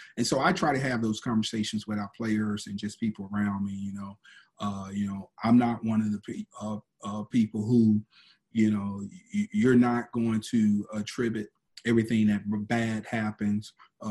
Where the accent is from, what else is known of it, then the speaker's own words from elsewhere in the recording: Miami, Florida, United States; born there; also born or lived in Georgia; My wife is from Atlanta. I call Georgia home, although I was born in Miami, but most of my family is in LaGrange, Georgia.